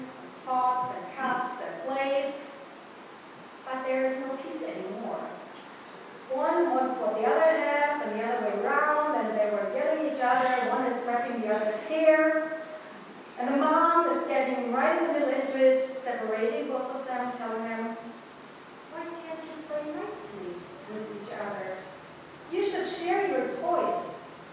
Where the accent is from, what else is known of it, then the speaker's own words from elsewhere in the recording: Germany; accent: German; English is a second language; moved away as an adult; now in Westfield, United States; I'm a pastor from Germany, moving a couple years ago to Westfield, Ohio. So you will hear probably this morning a sermon with a little bit German accent